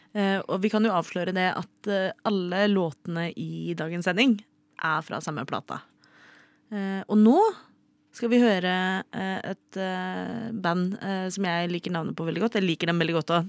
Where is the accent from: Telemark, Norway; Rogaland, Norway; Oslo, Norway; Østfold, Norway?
Oslo, Norway; er fra Oslo